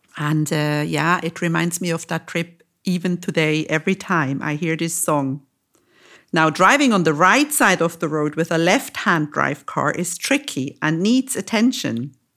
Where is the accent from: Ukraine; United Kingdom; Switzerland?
Switzerland; Lucerne; moved away as an adult; also born or lived in Zurich; now in Cyprus; moved to my hometown, to Lucerne